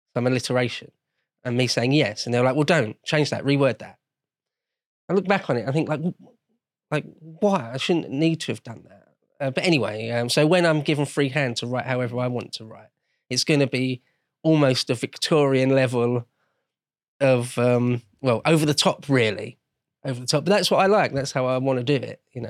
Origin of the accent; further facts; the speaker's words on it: London, United Kingdom; I grew up in London, or great, greater London anyway